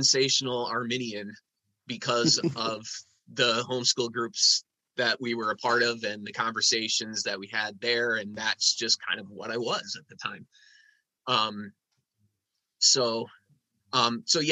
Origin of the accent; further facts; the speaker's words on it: Muskegon, Michigan, United States; I was born in Muskegon, and I grew up in the Christian Reformed Church. I went to Calvin Church in Muskegon